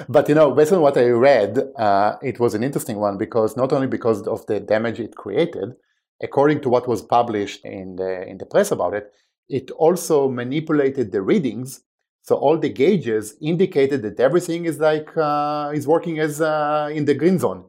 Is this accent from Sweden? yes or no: no; Israel; English is a second language; moved away as an adult; now in United States; as you can probably tell by my accent, I wasn't born and raised in the States. Uh, I was born in Israel, uh, where at the age of eighteen, I joined, uh, the military